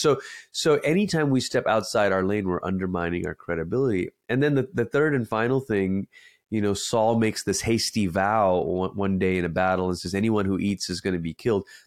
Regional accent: Malaysia; now in United States; I say this as a first generation immigrant, I'm originally from Malaysia

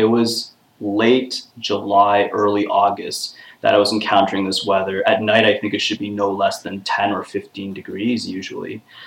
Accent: Toronto, Ontario, Canada; I'm back in my hometown of Toronto

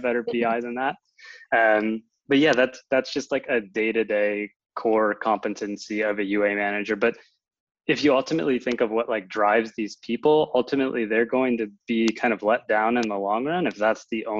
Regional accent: Chicago, Illinois, United States; moved away as an adult; now in Berlin, Germany; I actually grew up in the Chicago area and moved my way out to Berlin to work for Wooga

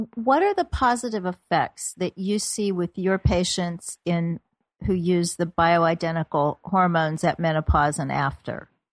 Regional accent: Kansas City, Missouri, United States; moved away; my hometown of Kansas City

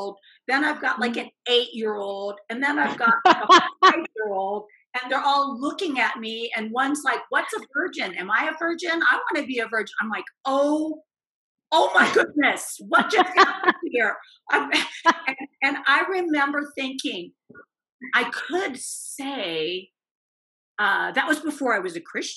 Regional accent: Indiana, United States; moved away as an adult; also born or lived in Arizona; I was driving home from the University of Arizona to Indiana, where I grew up

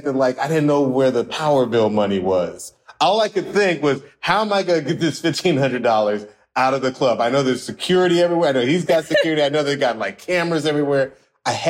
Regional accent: Atlanta, Georgia, United States; also born or lived in New York; I'm from Atlanta

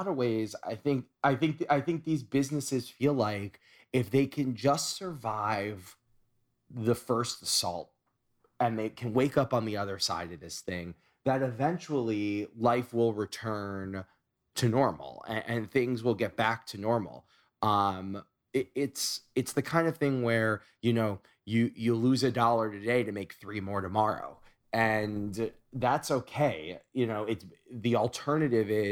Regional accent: New York, United States; as a New Yorker

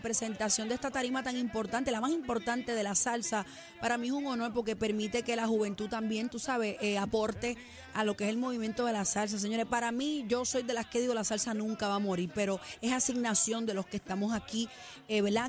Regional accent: Puerto Rico; como puertorriqueña

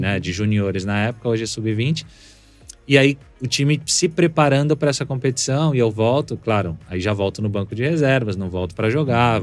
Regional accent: São Paulo, Brazil; also born or lived in Brasília / Cuiabá; com sete anos eu cheguei em São Paulo

